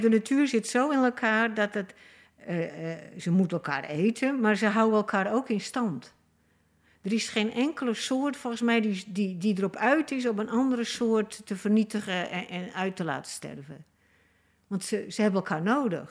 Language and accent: Dutch; Friesland, Netherlands; moved away; ik heb mezelf geplaatst in die familie en in Friesland. Dus dat mijn geboortedorp